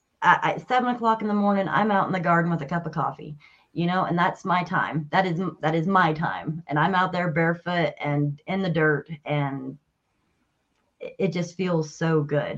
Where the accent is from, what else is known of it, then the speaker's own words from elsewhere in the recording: Wyoming, United States; born there; also born or lived in Chicago / Colorado Springs; So I grew up bouncing all over the States. We moved every 2 years. I was born in Wyoming, but I lived in Chicago. I lived in downtown Colorado Springs